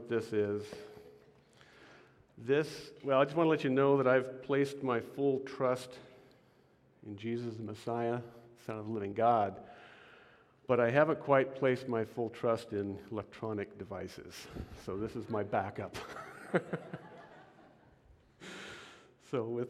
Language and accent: English; Portland, Oregon, United States; also born or lived in Washington; I was born in Portland, Oregon, and I've lived in Oregon and Washington all my life. True Northwesterner. I was raised in a very loving home